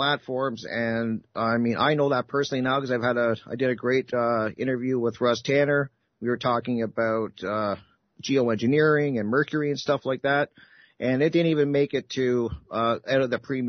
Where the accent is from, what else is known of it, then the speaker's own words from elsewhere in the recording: Canada; I'm Canadian